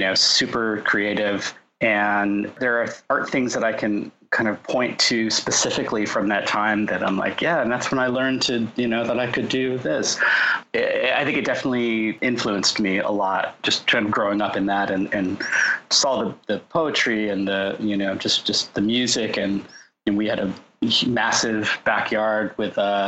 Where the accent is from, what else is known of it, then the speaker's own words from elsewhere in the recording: Orange County, Southern California, United States; also born or lived in Los Angeles / San Diego; I grew up in Southern California, in Orange County